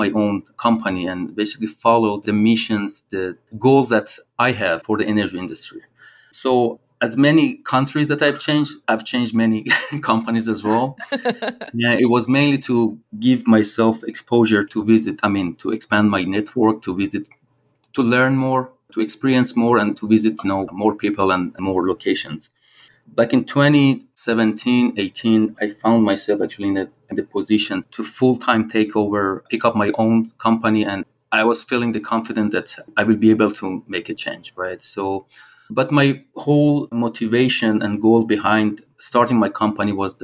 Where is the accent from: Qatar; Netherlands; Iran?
Iran; moved away as an adult; also born or lived in Australia / Edinburgh, Scotland / Dubai / Venezuela; I'm originally from Iran, so I started my career in Iran